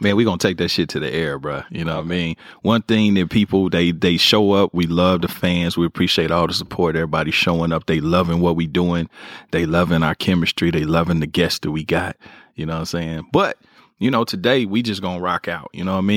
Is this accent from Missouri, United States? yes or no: yes; Kansas City, Missouri, United States; moved away as an adult; now in Los Angeles, United States; I moved from Kansas City right to Brentwood